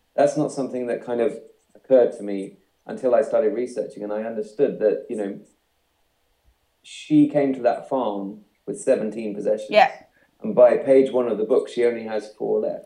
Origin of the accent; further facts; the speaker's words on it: the Fens, east of England, United Kingdom; it's where I grew up. It's the east of England, so it's kind of reclaimed land